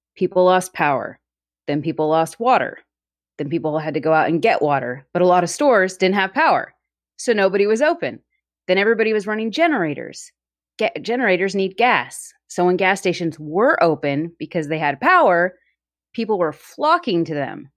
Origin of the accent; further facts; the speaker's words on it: Texas, United States; moved away; my family, my hometown got like two foot of snow, which is unheard of in places in Texas.